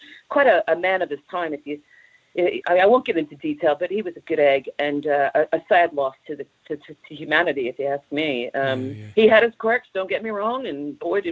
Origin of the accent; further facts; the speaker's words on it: Long Branch, New Jersey, United States; now in Knaresborough, United Kingdom; I come from Long Branch, New Jersey